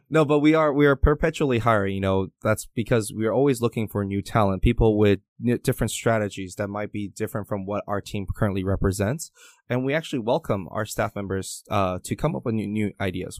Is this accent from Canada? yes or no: yes; Canada; English is a second language; also born or lived in Taiwan; My very first day of elementary school in Canada, I can speak the, a lick of English